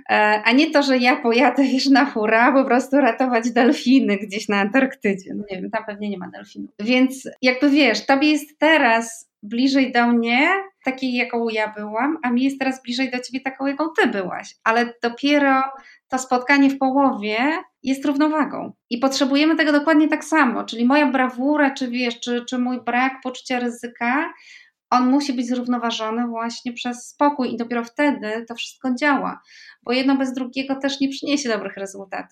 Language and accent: Polish; Poland; moved away as an adult; also born or lived in Andalusia; ja się urodziłam w Polsce